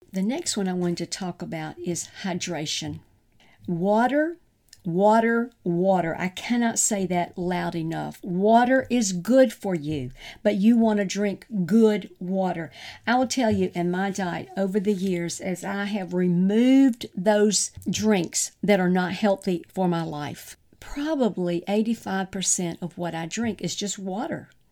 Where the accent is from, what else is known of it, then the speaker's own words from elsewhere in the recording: the South, United States; growing up in the South, and I grew up on sweet tea